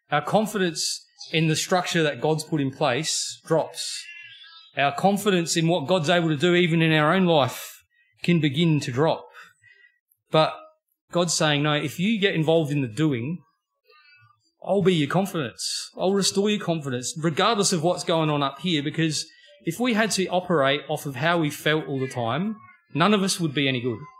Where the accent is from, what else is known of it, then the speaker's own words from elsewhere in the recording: Australia; born and bred in Australia